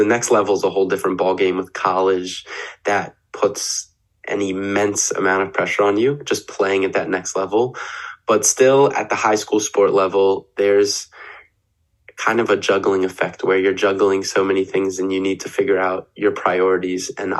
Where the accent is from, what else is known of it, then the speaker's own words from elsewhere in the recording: Baltimore, Maryland, United States; I'm from Baltimore, Maryland